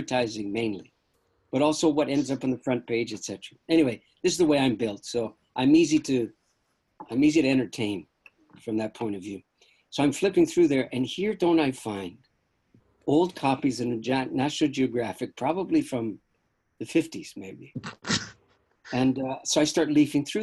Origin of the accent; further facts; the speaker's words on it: Canada; I don't have a normal American consciousness because I'm a Canadian